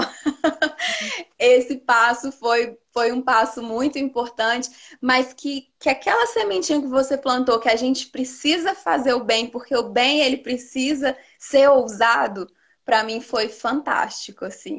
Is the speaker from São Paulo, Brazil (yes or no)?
no; Teófilo Otoni, Minas Gerais, Brazil; now in São João del-Rei, Brazil; eu sou de Teófilo Otoni, nordeste de Minas, mas eu moro em São João Del Rei, que é aqui no sul de Minas